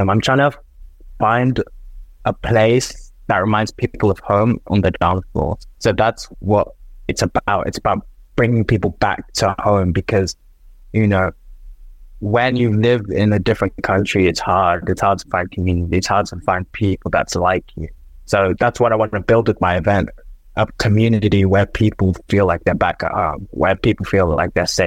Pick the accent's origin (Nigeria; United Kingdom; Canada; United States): Nigeria; It was the first time I heard Afro beats because I'm from Nigeria. I've never heard Afro beats at a night out.